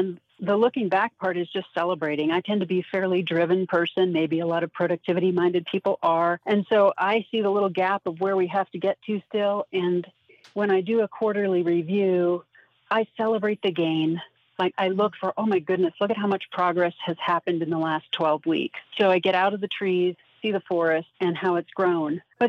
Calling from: Denver, Colorado, United States; I am calling from Denver, Colorado.

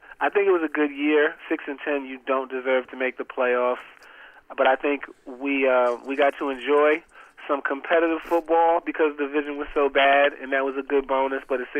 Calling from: Atlanta, Georgia, United States; from Atlanta.

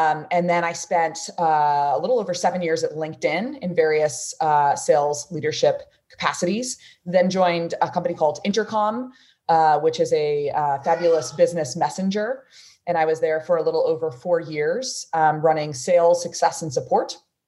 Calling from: San Francisco, California, United States; So I'm calling in from San Francisco, California.

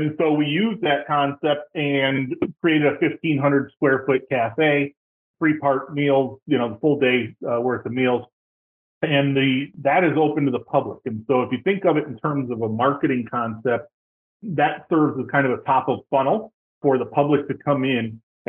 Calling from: Tampa, Florida, United States; I am just outside of Tampa in beautiful Florida.

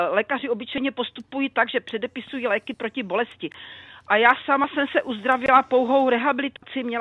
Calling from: South Bohemian Region, Czechia; Dobrý den, jsem posluchačka z Třeboňska, je mi 72 let.

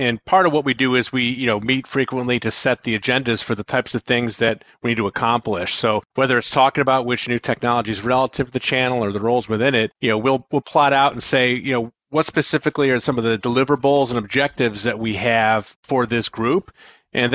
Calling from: Buffalo, New York, United States; I am calling in from my home office in Buffalo, New York.

